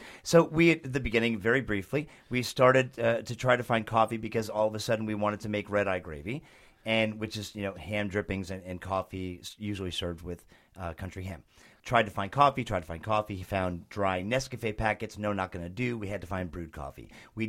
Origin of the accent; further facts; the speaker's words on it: New Jersey, United States; I am from New Jersey, and I understand where Snooki came from.